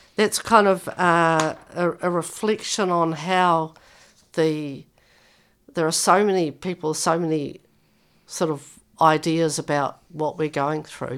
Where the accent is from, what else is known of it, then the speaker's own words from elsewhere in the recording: New Zealand; now in Victoria, Australia; by the way I speak, I come from New Zealand